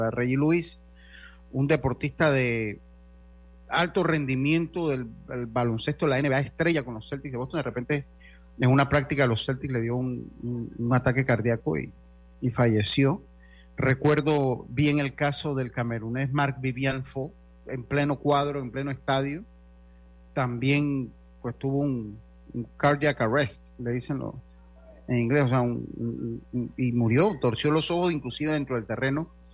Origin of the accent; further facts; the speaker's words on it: Panama; todos somos panameños